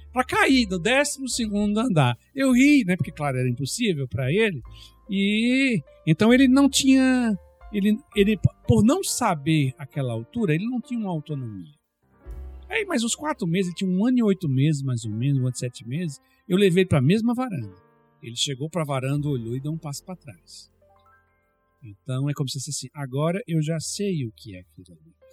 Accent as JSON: {"language": "Portuguese", "country": "Brazil", "moved": "yes", "said": "na minha terra é carteira"}